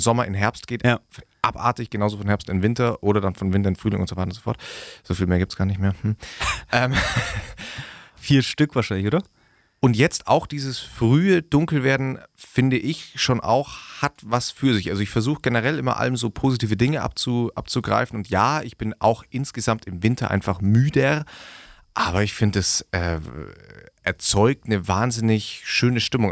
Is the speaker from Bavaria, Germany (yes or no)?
yes; Augsburg, Bavaria, Germany; wo ich herkomme und ich sage aus Augsburg